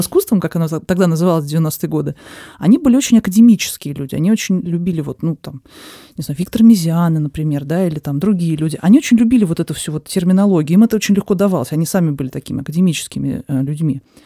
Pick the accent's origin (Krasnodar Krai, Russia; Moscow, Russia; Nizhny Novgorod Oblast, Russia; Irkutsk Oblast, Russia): Moscow, Russia; я родилась в Москве, всю жизнь живу в Москве